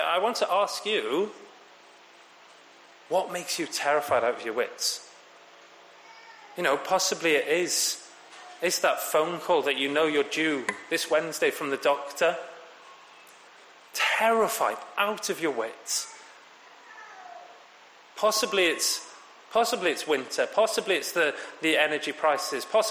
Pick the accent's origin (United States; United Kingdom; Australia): United Kingdom; Wales; being a Welshman travelling into London